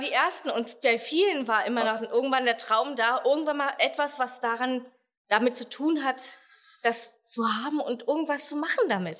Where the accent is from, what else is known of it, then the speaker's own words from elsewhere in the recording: Germany; bei uns in Deutschland